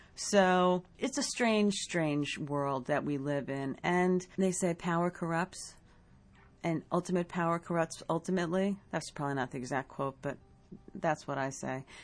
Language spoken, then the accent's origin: English; United States